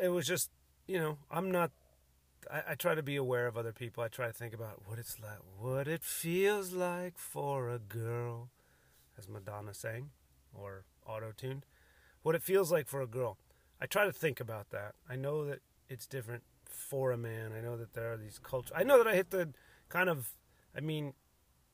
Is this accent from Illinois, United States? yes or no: yes; Cook County, Illinois, United States; also born or lived in Ireland (ancestry); now in San Diego area, United States; I was born in Cook County, Illinois